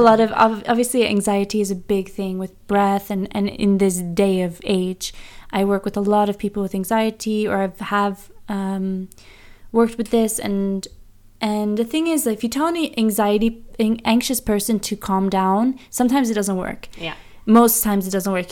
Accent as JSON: {"language": "English", "country": "United States", "moved": "yes", "lives_now": "Bergen, Norway", "said": "I'm American"}